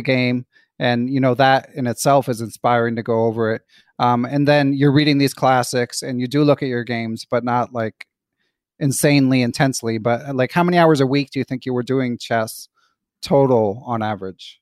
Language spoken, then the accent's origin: English; Philadelphia, Pennsylvania, United States; also born or lived in Pittsburgh; me growing up in Philly